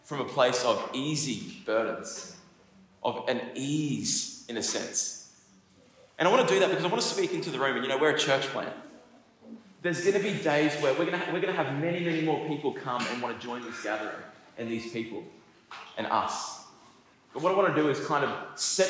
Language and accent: English; Kallangur, Queensland, Australia; I grew up in Kalanga.